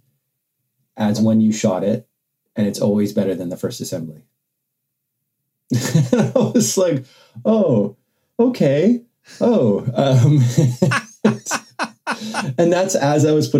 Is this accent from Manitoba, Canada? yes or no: no; Vancouver, British Columbia, Canada; now in United Kingdom; me growing up in Vancouver